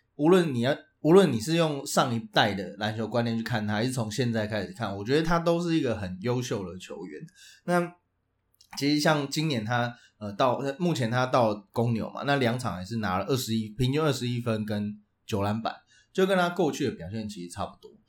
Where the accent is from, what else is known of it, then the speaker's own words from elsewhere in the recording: Tainan, Taiwan; 身为台南惊仔